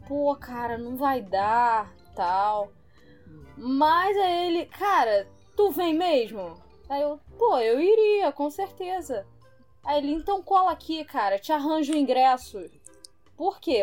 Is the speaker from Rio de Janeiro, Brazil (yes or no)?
yes; Rio de Janeiro, Brazil; Como carioca